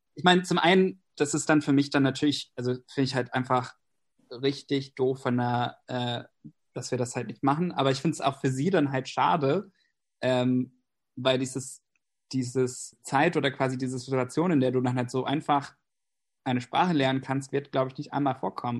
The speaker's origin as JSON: {"language": "German", "region": "Pennsylvania", "country": "United States", "also_born_or_lived": "Berlin", "first_language": "English", "second_language": "German", "moved": "yes", "lives_now": "Germany", "said": "ich komme eigentlich aus den USA, ähm, wohne aber seit längerem in Deutschland"}